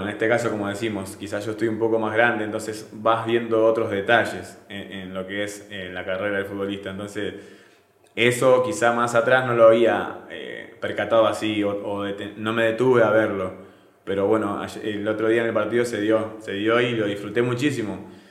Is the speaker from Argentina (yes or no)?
yes; Argentina; moved away as an adult; now in Venezuela; en Argentina decimos que es